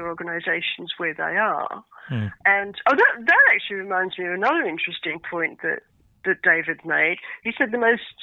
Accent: Australia; moved away; also born or lived in United Kingdom / France; I'm Australian by origin

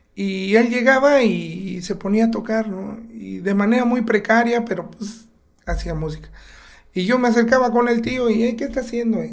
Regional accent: Oaxaca, Mexico; also born or lived in Mexico City; Yo aquí en Río Consolado crecí de los cuatro años a los 16 años, yo viví por acá

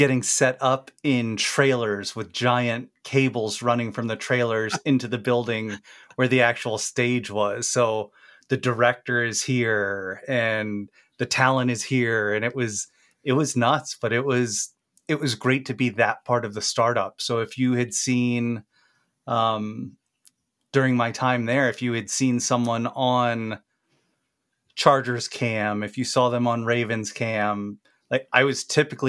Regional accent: Maryland, United States; And I grew up in Maryland and my family had season tickets to the Baltimore Colts.

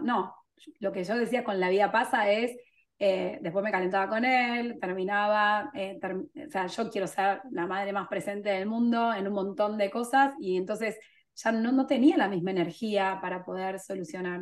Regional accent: Argentina; moved away; also born or lived in England; soy argentina, pero yo vivía en Inglaterra en ese momento

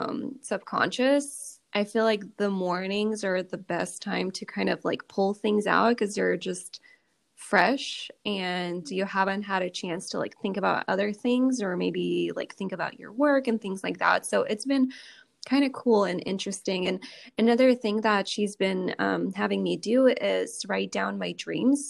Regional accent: Russia; moved away; I grew up in Russia

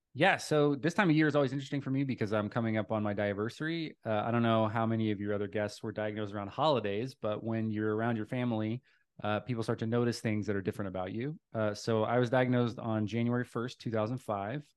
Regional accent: Dallas, Texas, United States; I claim it as home because it's where I spent the most time growing up

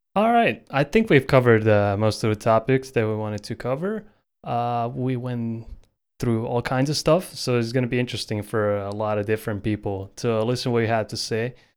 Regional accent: Croatia; my home country of Croatia

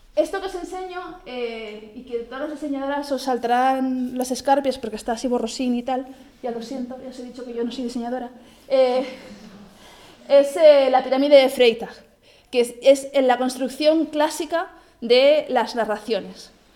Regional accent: Barcelona, Catalonia, Spain; Yo, como que soy de Barcelona

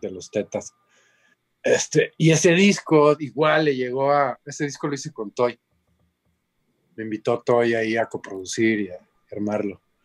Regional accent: Cancún, Quintana Roo, Mexico; moved away as an adult; also born or lived in Mexico City / Boston / Los Angeles / Monterrey; Yo soy de Cancún bueno, soy del DF, pero crecí en Cancún. Entonces, ah. prácticamente soy de Cancún, pues ahí me eché la primaria, la secu y la prepa

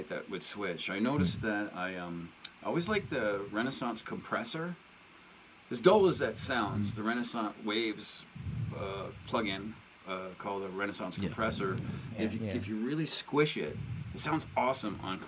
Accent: Canada; I'm from Canada

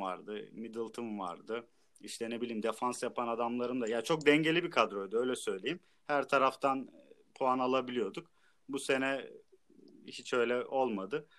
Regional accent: Trabzon, Turkey; Hometown Trabzon.

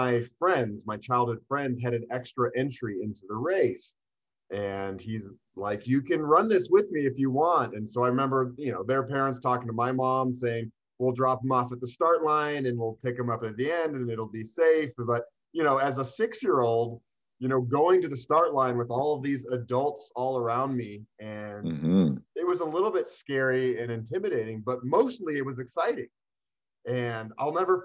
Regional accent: Boulder, Colorado, United States; I am born and raised here in Boulder, Colorado. This is my hometown

